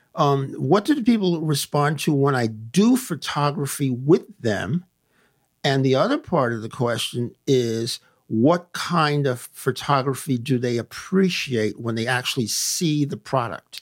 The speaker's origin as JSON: {"language": "English", "town": "New York City", "region": "New York", "country": "United States", "tie": "born or raised there", "also_born_or_lived": "Massachusetts", "moved": "as an adult", "lives_now": "Lakewood, United States"}